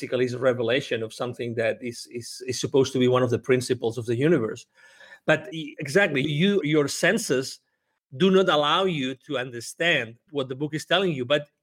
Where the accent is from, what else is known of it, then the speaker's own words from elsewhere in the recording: close to Barcelona, Catalonia, Spain; English is a second language; moved away as an adult; also born or lived in United Kingdom / Mexico; born close to Barcelona in Spain